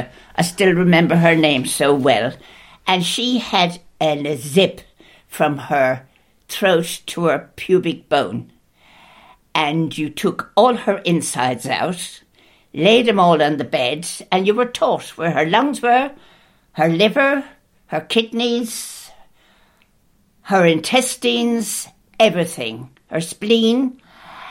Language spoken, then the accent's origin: English; Clonmel, Munster, Ireland; moved away as an adult; I was born in Clonmel, County Tipperary